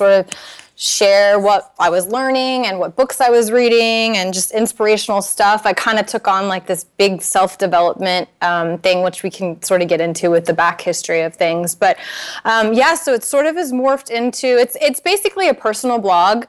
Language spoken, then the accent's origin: English; Naples, Florida, United States; moved away; I'm from Naples